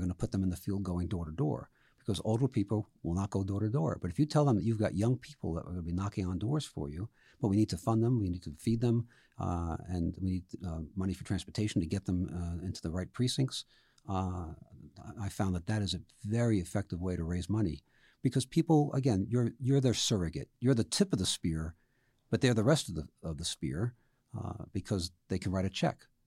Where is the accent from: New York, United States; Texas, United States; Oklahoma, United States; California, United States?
New York, United States; New York City; moved away; I grew up in the Bronx